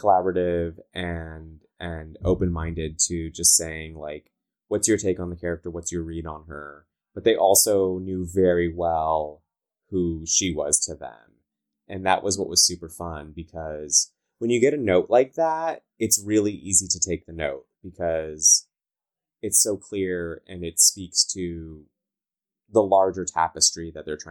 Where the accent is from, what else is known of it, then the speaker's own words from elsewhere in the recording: Southern California, United States; accent: Valley girl; I talk like a Valley girl. I'm from Southern California.